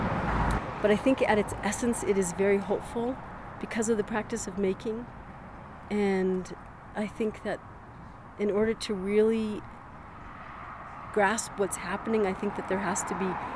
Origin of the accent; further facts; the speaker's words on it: Valencia County, New Mexico, United States; I was born in the Middle Rio Grande Bosque area down in Valencia County